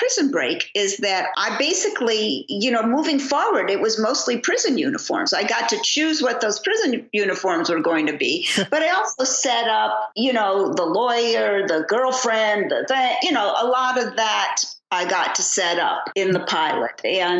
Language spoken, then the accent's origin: English; Chicago, Illinois, United States; now in California, United States; Although I was born and raised in Chicago.